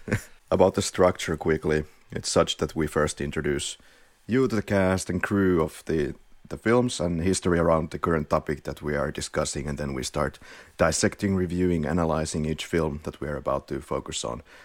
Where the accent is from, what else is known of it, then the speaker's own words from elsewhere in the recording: Finland; accent: Finnish rally accent; English is a second language; now in Spain; we're from Finland. I live in Malagötu in Spain